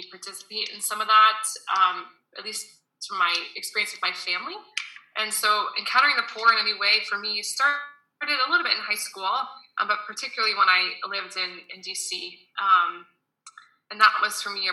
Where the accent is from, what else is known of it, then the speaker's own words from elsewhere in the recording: Boston, Massachusetts, United States; moved away as an adult; also born or lived in Washington, D.C.; now in Paris, France; I'm from Boston originally, and I went to school in Washington, D.C.